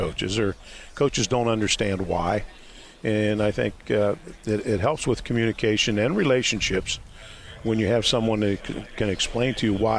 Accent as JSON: {"language": "English", "region": "Pennsylvania", "country": "United States", "tie": "born or raised there", "also_born_or_lived": "Nebraska", "moved": "yes", "said": "a little hometown back in Pennsylvania"}